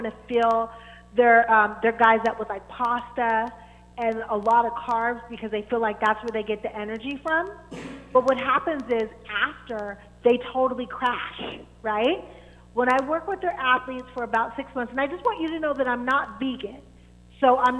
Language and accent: English; Pittsburgh, Pennsylvania, United States; I'm from Pittsburgh